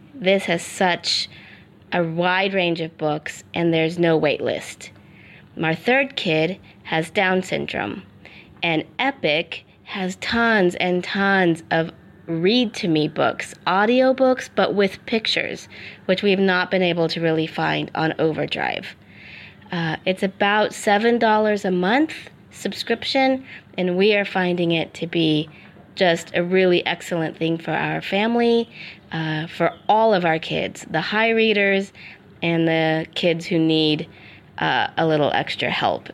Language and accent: English; Colorado, United States; moved away as an adult; now in Afghanistan; I'm an American from Colorado, but our family lives in Afghanistan